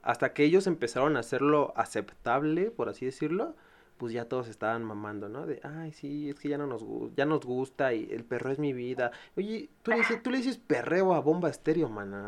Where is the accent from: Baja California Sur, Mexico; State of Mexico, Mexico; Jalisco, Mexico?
State of Mexico, Mexico; yo soy del Estado de México